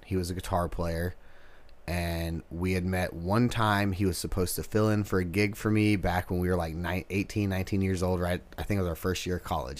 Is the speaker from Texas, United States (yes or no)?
yes; Texas, United States; moved away as an adult; now in Nashville, United States; We're from Texas